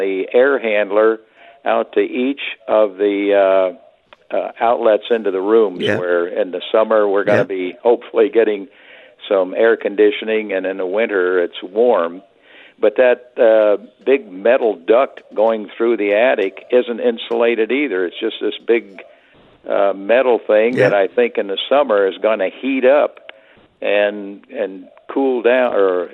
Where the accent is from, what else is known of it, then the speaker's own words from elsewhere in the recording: Northern California, United States; moved away as an adult; now in Scottsdale, United States; I'm from Northern California. I just recently moved down here to Scottsdale